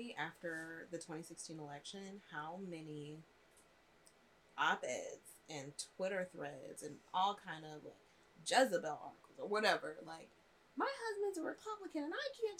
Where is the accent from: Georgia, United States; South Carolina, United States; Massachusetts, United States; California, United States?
Georgia, United States; Atlanta; moved away; I'm from Atlanta